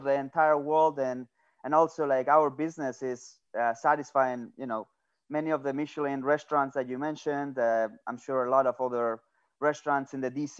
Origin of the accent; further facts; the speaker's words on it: San Sebastián, Basque Country, Spain; moved away as an adult; now in United States; I'm originally from San Sebastian